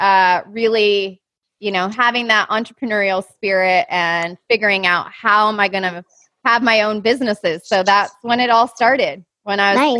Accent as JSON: {"language": "English", "region": "Minnesota", "country": "United States", "tie": "born or raised there", "said": "I grew up in Minnesota"}